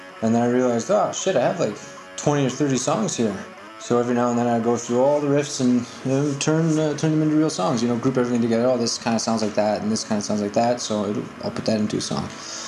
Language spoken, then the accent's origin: English; Winnipeg, Manitoba, Canada; I'm from Winnipeg, Canada.